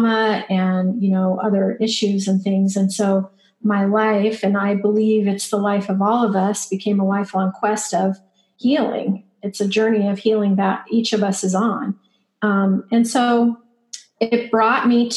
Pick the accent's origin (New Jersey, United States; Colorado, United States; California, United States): Colorado, United States; Denver; now in Mesa, United States; I'm from Denver